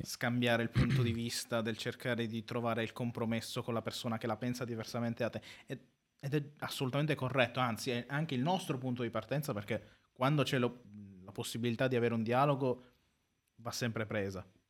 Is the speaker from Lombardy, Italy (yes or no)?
no; Carpi, Emilia-Romagna, Italy; in quanto nato comunque qua a Carpi, quindi eh, modenese di provincia, però i miei genitori sono, sono siciliani